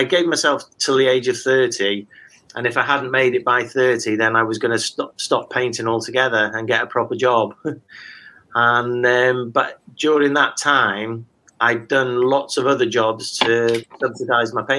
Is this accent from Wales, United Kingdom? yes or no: yes; Wales, United Kingdom; also born or lived in Hartlepool; I moved to Wales at a very early age with my parents, and then attended local schools